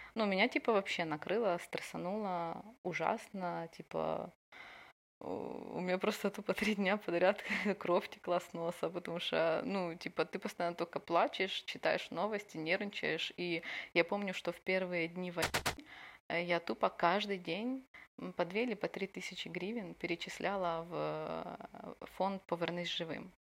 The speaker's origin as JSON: {"language": "Russian", "country": "Ukraine", "also_born_or_lived": "Odesa", "said": "я из Украины"}